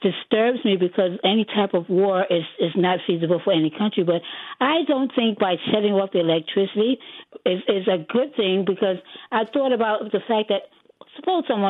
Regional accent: Israel; I'm from Israel

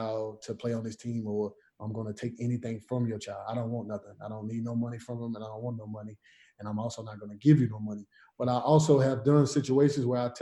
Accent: South Carolina, United States; I come from the country. I come from South Carolina.

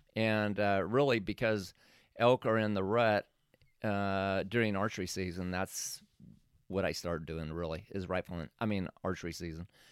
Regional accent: Oregon, United States; moved away; I was from Oregon

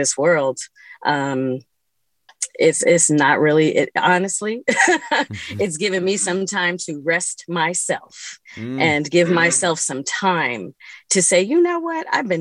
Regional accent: San Francisco, California, United States; moved away as an adult; also born or lived in New York; I grew up here in San Francisco.

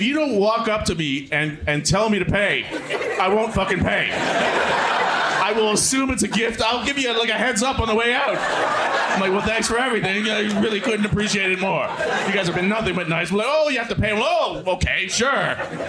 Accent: Toronto, Ontario, Canada; I'm from Scarborough.

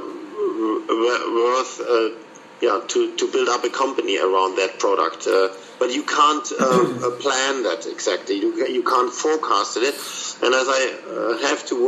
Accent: Munich, Bavaria, Germany; I was born in Munich

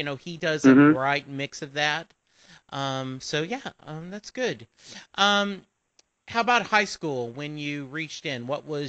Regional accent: Lake Charles, Louisiana, United States; I grew up in Southwest Louisiana, a small town called Lake Charles.

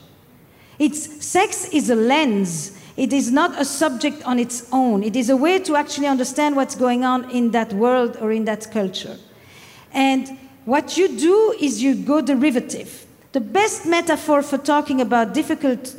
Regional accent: Flemish part of Belgium, Flanders, Belgium; accent: French; now in United States; I'm from the Flemish part of Belgium, despite the French accent.

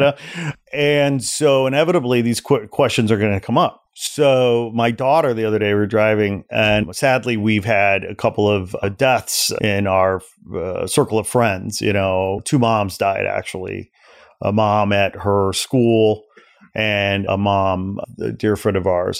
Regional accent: Portage, Indiana, United States; moved away; also born or lived in Gary, Indiana / Chicago; I was born in Gary, Indiana. I grew up in a town just east of there, about fifteen, ten minutes, fifteen minutes called Portage, Indiana

